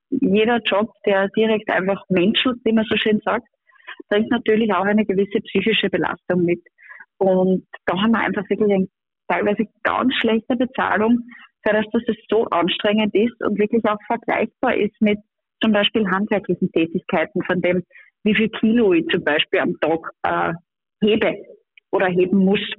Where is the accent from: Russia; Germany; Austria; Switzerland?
Austria; Upper Austria; wie auch in meinem Heimatbundesland Oberösterreich